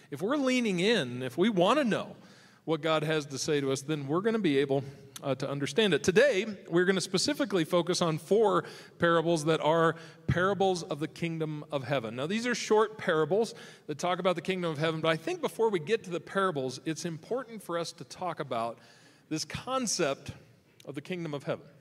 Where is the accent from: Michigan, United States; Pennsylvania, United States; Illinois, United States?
Michigan, United States; so I can come out here and remember what sunshine feels like because I'm from Michigan. So I, I, I, come out here from Michigan.